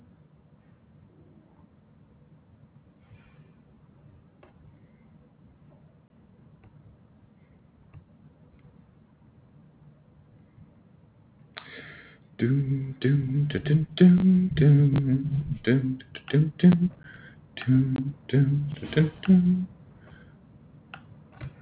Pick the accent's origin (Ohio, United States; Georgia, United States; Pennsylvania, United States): Ohio, United States; Toledo; I'm from Toledo